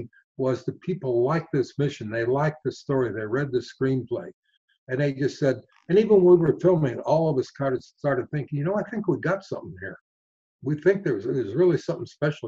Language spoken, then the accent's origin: English; Arizona, United States; in my hometown